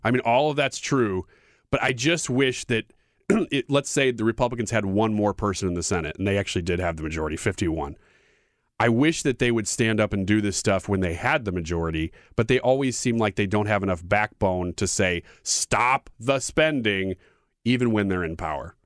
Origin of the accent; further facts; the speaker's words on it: United States; as an American